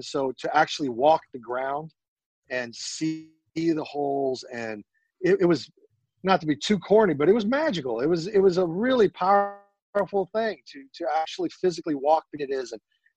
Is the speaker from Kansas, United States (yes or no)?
yes; Kansas, United States; we're both from Kansas